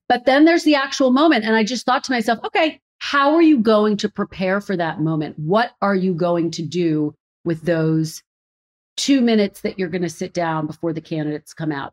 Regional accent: Philadelphia, Pennsylvania, United States; moved away as an adult; also born or lived in Redding, California / Providence, Rhode Island / Burbank, California; now in Washington, D.C., United States; Philadelphia, my hometown.

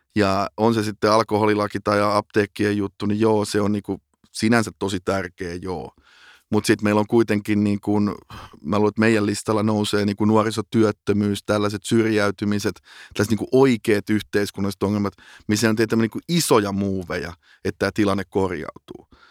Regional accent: Finland; moved away as an adult; also born or lived in Amsterdam, Netherlands / London, United Kingdom; kun mä tulin takaisin Suomeen

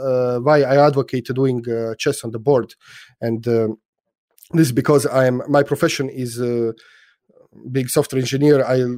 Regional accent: Split, Split-Dalmatia County, Croatia; yes, and Split is my hometown. I was born in Split, although I don't live in Split. So my parents are there. So when I go to Split, it's I'm home.

